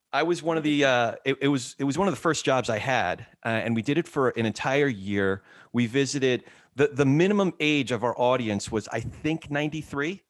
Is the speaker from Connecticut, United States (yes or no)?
no; New Jersey, United States; also born or lived in New York; my brother and I moved from New York to New Jersey